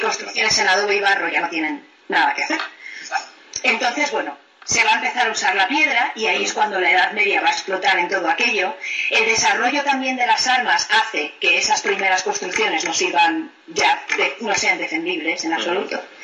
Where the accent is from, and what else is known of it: Spain; now in England, United Kingdom